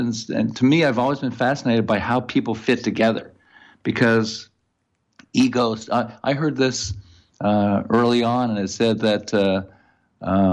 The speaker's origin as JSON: {"language": "English", "town": "Montreal", "region": "Quebec", "country": "Canada", "accent": "French-Canadian", "moved": "yes", "lives_now": "Thousand Oaks, United States", "said": "I'm originally from Montreal"}